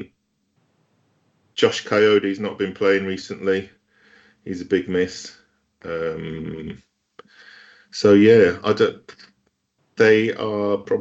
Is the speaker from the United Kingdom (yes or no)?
yes; Bolton, North West England, United Kingdom; Bolton is my hometown team